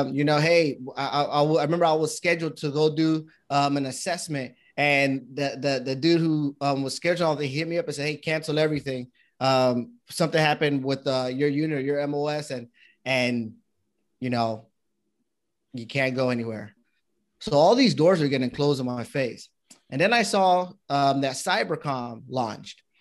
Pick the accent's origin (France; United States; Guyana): United States; my dad and my mom came from Panama, and, um, I was born here in the States with my brothers